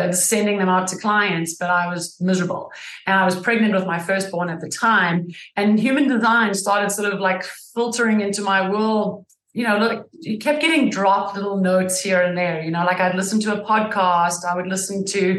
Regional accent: South Africa; now in United States; I am from South Africa originally. I've been in the States almost 20 years

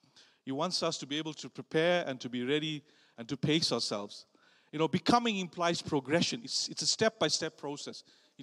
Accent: South Africa; moved away; which I didn't know about because I came from South Africa

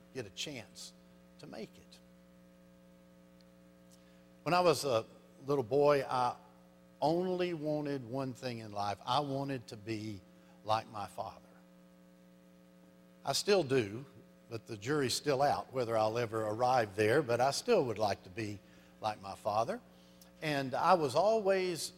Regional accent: Arkansas, United States; I'm from Arkansas

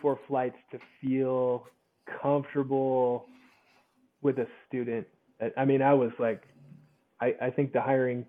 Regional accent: Utah, United States; moved away; I'm from Utah originally

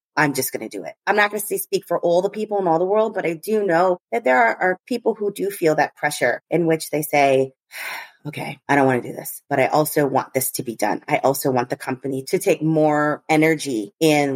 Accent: United States; I'm American

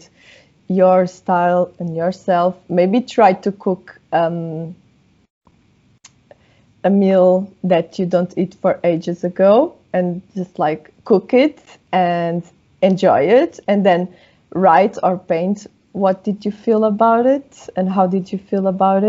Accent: Portugal; first language Portuguese; English is a second language; moved away; because of course I live outside of my home, right? Like Portugal.

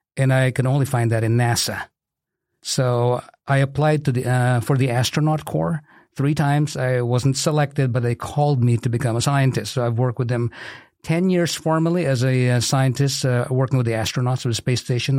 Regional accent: Philippines; moved away as an adult; also born or lived in Kankakee County, Illinois; now in Bourbonnais, United States; I'm originally from the Philippines. I immigrated in the U S A in nineteen eighty-six as a physical therapist

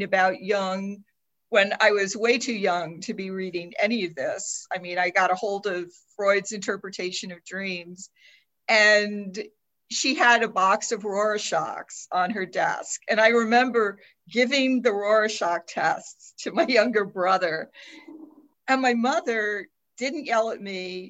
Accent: New Orleans, Louisiana, United States; I grew up in New Orleans

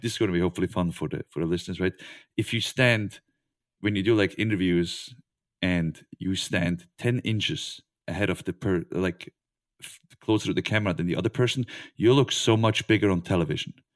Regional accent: Switzerland; I'm from Switzerland.

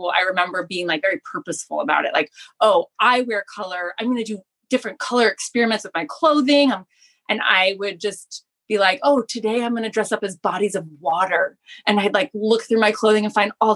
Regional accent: West Palm Beach, Florida, United States; also born or lived in St. Louis, Missouri; now in Japan; I grew up in South Florida and I was born in St. Louis.

